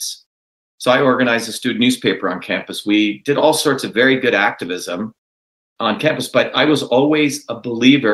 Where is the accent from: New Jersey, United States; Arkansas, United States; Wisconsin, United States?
New Jersey, United States; I grew up in Jersey.